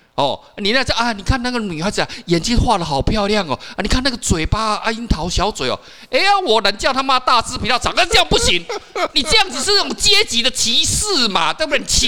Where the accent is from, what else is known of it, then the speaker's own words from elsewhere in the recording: Kaohsiung, Taiwan; 我小时候住在那个高雄地区嘛，